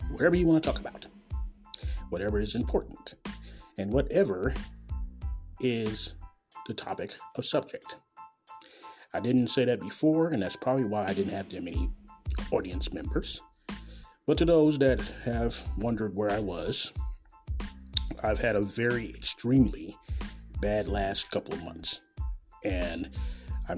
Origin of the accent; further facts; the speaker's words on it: Kansas City, Missouri, United States; Coming live and direct, as always, from Kansas City, Missouri, my hometown